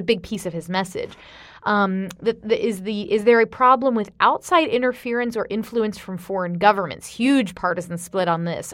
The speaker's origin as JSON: {"language": "English", "region": "Florida", "country": "United States", "tie": "born or raised there", "moved": "yes", "said": "my home state of Florida"}